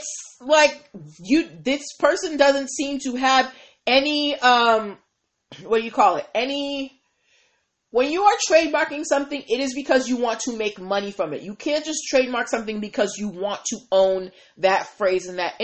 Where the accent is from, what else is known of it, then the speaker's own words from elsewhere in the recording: Massachusetts, United States; my home state, Massachusetts